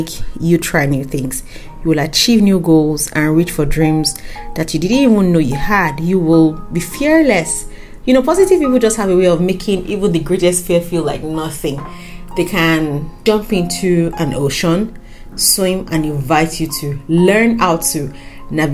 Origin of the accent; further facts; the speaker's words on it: Nigeria; as a Nigerian